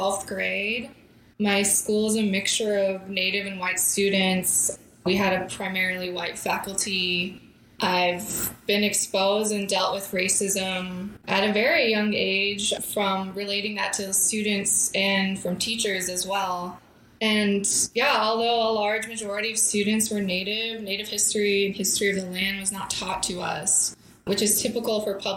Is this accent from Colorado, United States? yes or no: no; Yankton Sioux Reservation, South Dakota, United States; also born or lived in Oregon / Southwest United States (Tucson area, Arizona); now in Arizona, United States; I grew up on a small reservation in South Dakota along the Missouri River